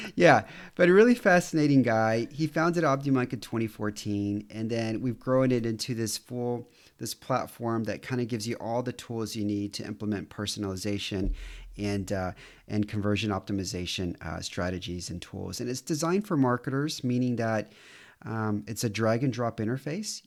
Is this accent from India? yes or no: no; Houston, Texas, United States; moved away as an adult; also born or lived in New York City; now in Romania; I'm from Houston